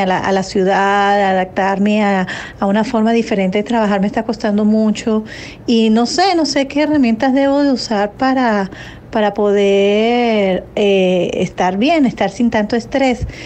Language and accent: Spanish; Venezuela; moved away as an adult; now in Miami, United States; soy de Venezuela y bueno, aquí en la ciudad, eh, Miami que estoy, que acabo de llegar